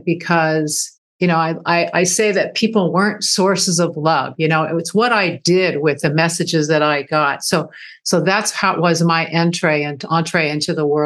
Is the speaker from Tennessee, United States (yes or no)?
no; Dana Point, California, United States; also born or lived in Hollywood, California; I grew up actually in, I would consider my hometown, Dana Point, California